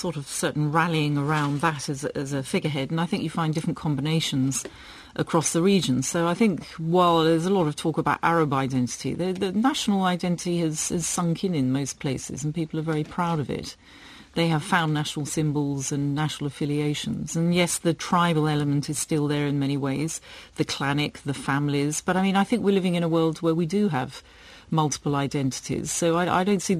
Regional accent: Buckinghamshire, South East England, United Kingdom; also born or lived in Sussex; I'm English from the south of England

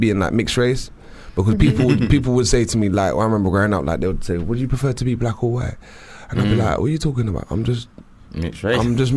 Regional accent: London, United Kingdom; I'm from South, man. I'm from like South West.

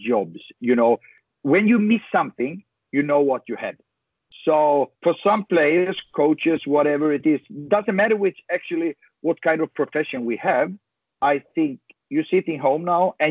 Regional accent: Sweden; born or raised there

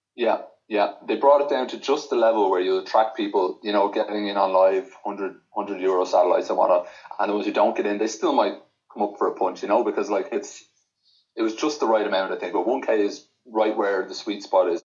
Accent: Ireland; as an Irish player

